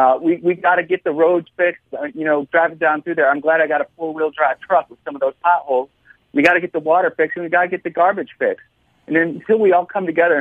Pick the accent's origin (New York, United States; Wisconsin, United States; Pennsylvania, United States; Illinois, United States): Illinois, United States; Chicago; now in Hinds County, Mississippi, United States; I come from Chicago, and that's just madness up there